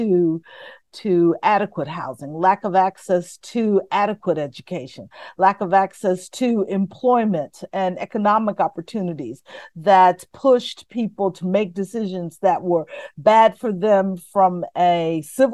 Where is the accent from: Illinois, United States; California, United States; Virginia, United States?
Illinois, United States; Chicago; I grew up in inner city Chicago in a neighborhood that many would consider tough on Chicago's west side, the Lawndale community